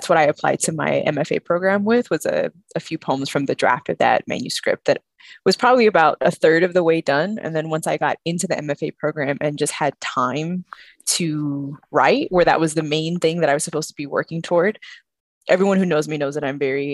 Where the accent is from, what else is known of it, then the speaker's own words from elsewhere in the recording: San Antonio, Texas, United States; I grew up in San Antonio